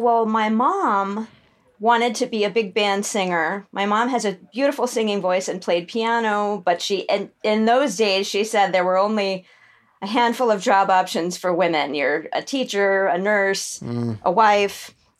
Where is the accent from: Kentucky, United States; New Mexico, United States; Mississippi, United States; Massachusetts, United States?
New Mexico, United States; Santa Fe; born there; I'm sort of from a lot of places. I was born in Santa Fe. That's where my mom grew up. But I only lived there as a baby because my parents were in the middle of moving to someplace in New York for a couple of years.